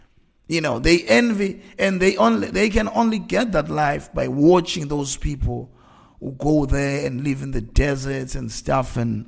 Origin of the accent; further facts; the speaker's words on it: Eastern Cape, South Africa; I grew up in the time where 1980s, there was apartheid, and we grew up in Transkei. In Transkei, we were the poorest.